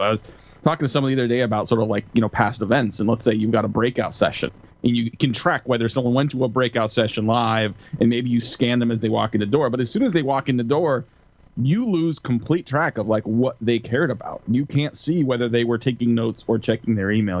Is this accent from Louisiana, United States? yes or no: no; California, United States; moved away as an adult; now in Seattle, United States; I, am born and raised on the West Coast, grew up in California, live outside of Seattle now